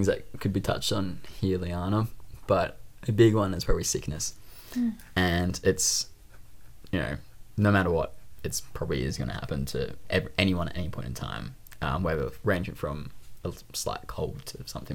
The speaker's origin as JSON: {"language": "English", "town": "Sydney", "region": "New South Wales", "country": "Australia", "tie": "born or raised there", "accent": "Australian", "said": "I grew up in the Northern Beaches in Sydney, Australia. And that is definitely home for me."}